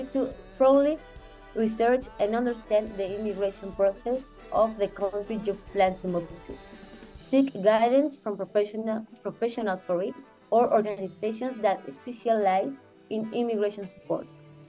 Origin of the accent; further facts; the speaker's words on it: Mexico; English is a second language; moved away as an adult; now in United States; I'm originally from Mexico, and I recently immigrated to the United States. Sorry for my English.